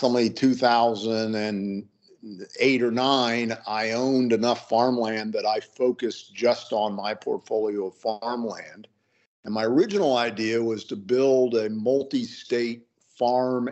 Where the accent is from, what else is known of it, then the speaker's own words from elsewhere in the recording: Illinois, United States; now in Denver, United States; I grew up in Illinois. I went to the University of Illinois and got an ag degree. So I'm an Illinois farm kid fundamentally